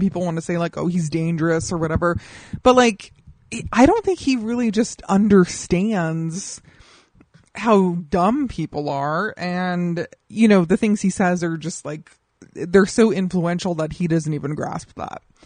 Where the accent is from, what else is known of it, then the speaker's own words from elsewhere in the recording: Colorado, United States; now in Los Angeles, United States; I grew up in Colorado